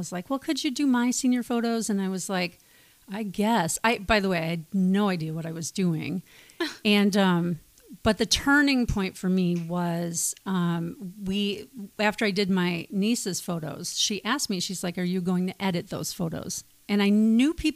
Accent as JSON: {"language": "English", "region": "Wisconsin", "country": "United States", "moved": "as an adult", "lives_now": "Beaverton, United States", "said": "I hail from the Midwest, Wisconsin, to be precise"}